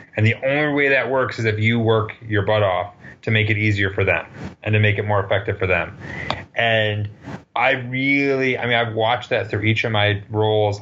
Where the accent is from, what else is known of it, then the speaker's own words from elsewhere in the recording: Western Michigan, United States; I grew up in Western Michigan